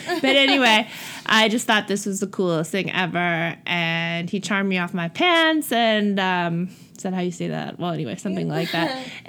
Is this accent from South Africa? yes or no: yes; Cape Town, Western Cape, South Africa; accent: Cape Town; Yes. And I don't hear my accent at all. And it's a really strange thing, but I know I have an accent.